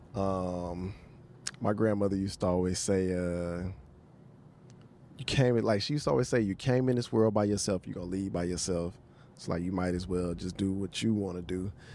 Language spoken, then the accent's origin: English; Houston, Texas, United States; moved away; also born or lived in New Orleans; I'm from Houston, lived in New Orleans